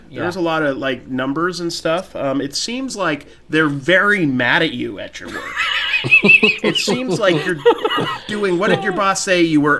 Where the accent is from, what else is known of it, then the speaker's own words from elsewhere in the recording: California, United States; Yes, I grew up in California.